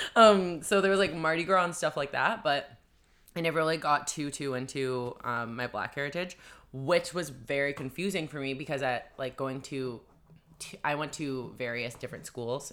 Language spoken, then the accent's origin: English; Vancouver, British Columbia, Canada; I'm from, like, Vancouver.